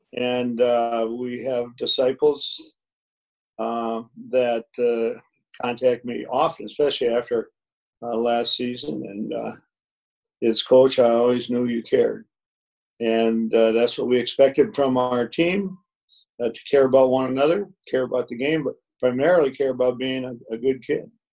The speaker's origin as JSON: {"language": "English", "town": "Minneapolis", "region": "Minnesota", "country": "United States", "tie": "born or raised there", "said": "growing up in North Minneapolis"}